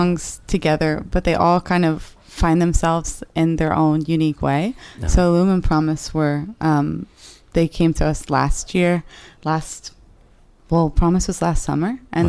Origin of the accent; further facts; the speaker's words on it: Dallas, Texas, United States; My mom's from New York and my dad's from Michigan, but I'm from here.